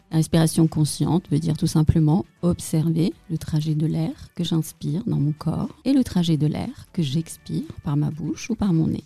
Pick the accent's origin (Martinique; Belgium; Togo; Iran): Iran; Tehran, Tehran Province; also born or lived in Paris, France; now in Alsace, France; je suis née à Téhéran, en Iran.